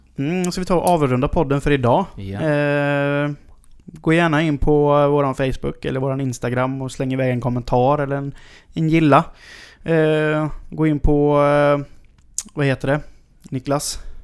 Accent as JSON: {"language": "Swedish", "town": "Mullsjö", "region": "Jönköping County", "country": "Sweden", "tie": "born or raised there", "said": "jag växte upp i Mullsjö"}